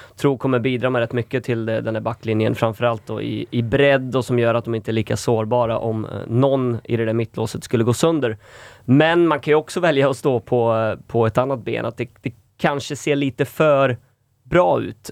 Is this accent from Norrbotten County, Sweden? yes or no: no; Falköping, Västra Götaland, Sweden; moved away; jag fick ju ta en obligatorisk vända hem